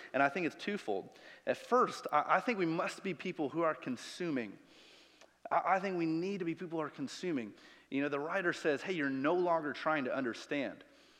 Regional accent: Chicago, Illinois, United States; moved away; I'm from Chicago. I can deal with negative 20 degrees and the wind coming off the lake

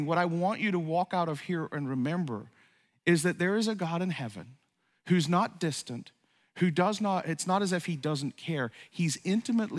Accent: Ireland; moved away; also born or lived in upstate New York; I grew up in Ireland

